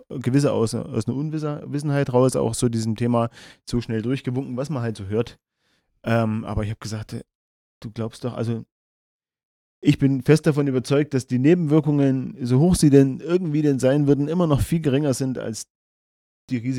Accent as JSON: {"language": "German", "region": "East Germany", "country": "Germany", "tie": "born or raised there", "said": "ich bin ein Impfbefürworter. Nicht nur, weil ich ein Kind der DDR bin, wo das quasi ja keine Wahl gab."}